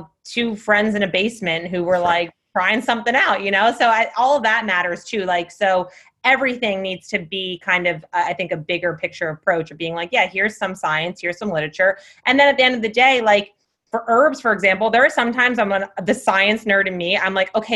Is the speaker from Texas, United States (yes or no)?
no; New Jersey, United States; moved away; I am from New Jersey